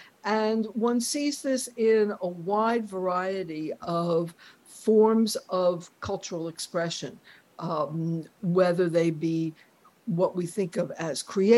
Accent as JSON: {"language": "English", "town": "New York City", "region": "New York", "country": "United States", "tie": "born or raised there", "said": "So I think I was very much shaped by growing up in New York City, which it has been the largest Jewish city in history for the 20th century."}